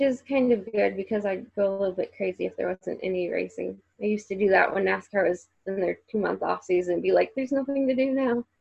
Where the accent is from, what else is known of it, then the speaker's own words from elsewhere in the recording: Central Illinois, United States; moved away as an adult; now in Indianapolis, United States; I'm from Central Illinois